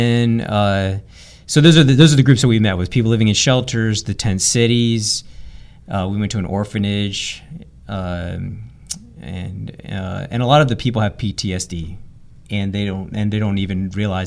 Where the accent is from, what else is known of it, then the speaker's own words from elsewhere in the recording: Florida, United States; also born or lived in San Diego, California; now in Tyler, United States; I was born in San Diego, California, and I grew up in Florida